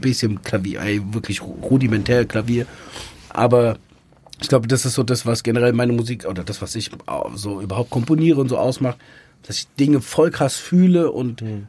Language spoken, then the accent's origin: German; near Frankfurt, Hesse, Germany; bin im Umkreis von Frankfurt groß geworden, also zehn Kilometer entfernt